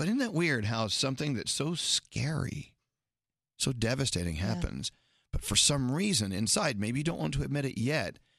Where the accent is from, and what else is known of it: Santa Fe, New Mexico, United States; born or raised there; moved away